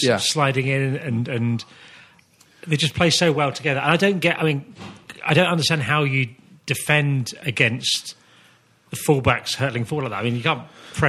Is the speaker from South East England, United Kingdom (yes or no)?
yes; Kent, South East England, United Kingdom; I'm 42, so I grew up in Kent in the 1980s, hence why I support Liverpool.